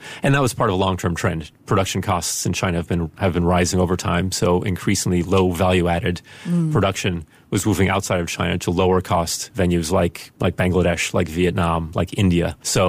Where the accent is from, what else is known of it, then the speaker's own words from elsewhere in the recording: Spain; And my mother is from the Netherlands and my father's American when I grew up in Spain. And everything was kind of mixed up geographically and languages.